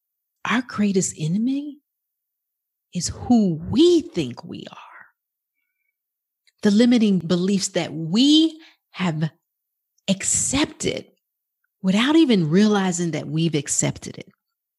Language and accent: English; Bronx, New York, United States; also born or lived in Brooklyn; now in Dallas, United States; I was born in Brooklyn, New York. And I lived in the Bronx until I came to Dallas, Texas.